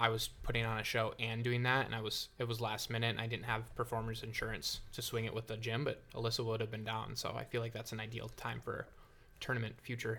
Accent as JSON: {"language": "English", "region": "Michigan", "country": "United States", "moved": "yes", "lives_now": "Joshua Tree, United States", "said": "I'm from Michigan, but I'm living in Joshua Tree right now."}